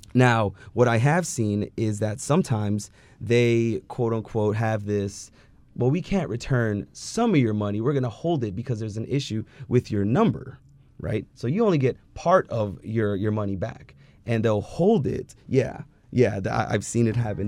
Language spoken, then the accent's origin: English; California, United States; born or raised there